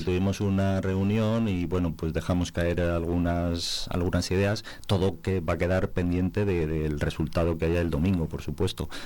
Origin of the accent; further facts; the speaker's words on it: Cabezuela, Castile and León, Spain; now in Valverde del Majano, Spain; de ser de Cabezuela, identificarme y que me identifiquen con, con mi pueblo de nacimiento